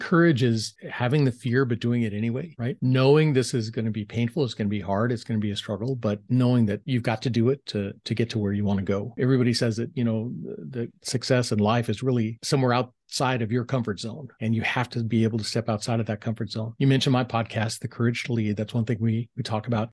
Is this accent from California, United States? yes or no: yes; Southern California, United States; growing up in Southern California, three brothers, so a family of six